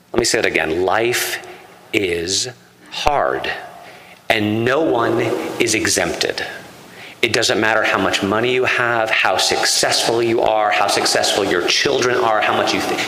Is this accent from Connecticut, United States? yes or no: yes; Connecticut, United States; I come from Connecticut, which was settled by Puritans